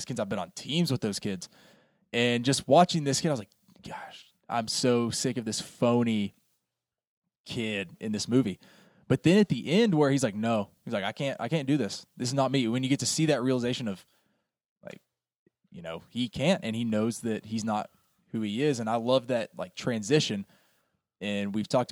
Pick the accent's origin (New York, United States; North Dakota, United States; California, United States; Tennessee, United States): Tennessee, United States; East; growing up in East Tennessee